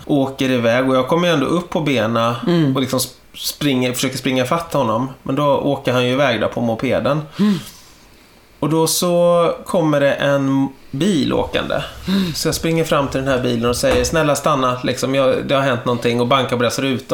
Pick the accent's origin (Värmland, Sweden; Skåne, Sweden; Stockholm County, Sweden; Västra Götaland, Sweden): Stockholm County, Sweden; Täby; Jag är ju uppvuxen i Täby från början